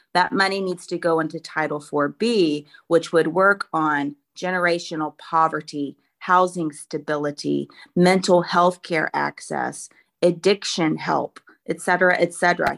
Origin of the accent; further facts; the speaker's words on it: Roanoke, Virginia, United States; I'm sixth generation Roanoke. Uh, it's really great that my hometown where I went to middle school and high school